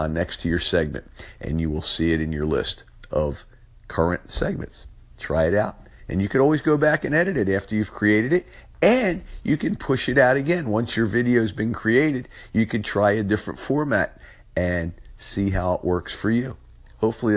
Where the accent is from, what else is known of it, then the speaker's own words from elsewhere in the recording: Philadelphia, Pennsylvania, United States; accent: South Philly; my South Philly accent